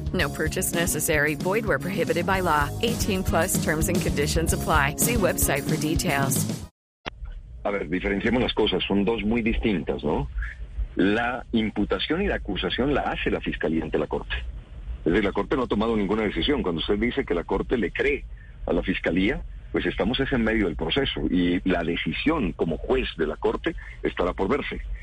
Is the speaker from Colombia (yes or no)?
yes; Colombia; los colombianos